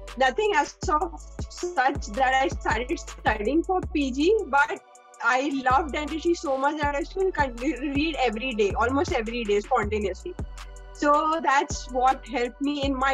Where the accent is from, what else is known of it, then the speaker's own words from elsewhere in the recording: Mumbai, Maharashtra, India; I'm from Mumbai, born and brought up in Mumbai